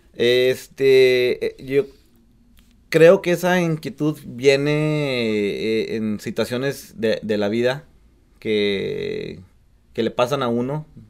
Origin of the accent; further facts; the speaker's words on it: Tulia, Texas, United States; also born or lived in Lubbock, Texas; yo fui criado en un pueblito de, en, Texas que se llama Tulia, Texas. Yo nací en Lobo, Texas